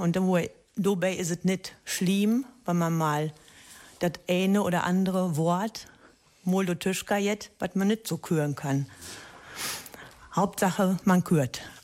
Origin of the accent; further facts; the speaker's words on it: Brilon, North Rhine-Westphalia, Germany; Ich komme hier aus Brelen